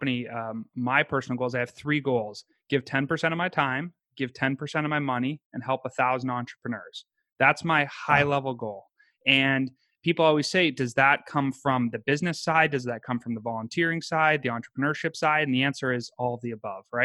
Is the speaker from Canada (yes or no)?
yes; Canada; moved away as an adult; also born or lived in upstate New York / Pittsburgh / Pennsylvania; I grew up in Canada